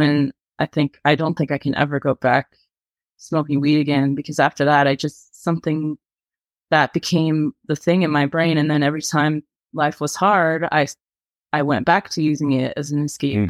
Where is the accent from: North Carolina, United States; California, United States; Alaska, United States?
California, United States; I was in my hometown in California